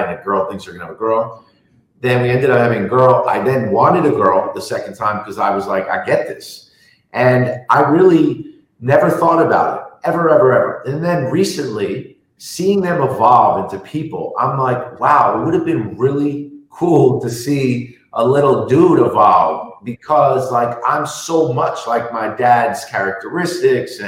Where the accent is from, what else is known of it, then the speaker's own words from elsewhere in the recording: New York City, New York, United States; I grew up in New York City in the 80s and 90s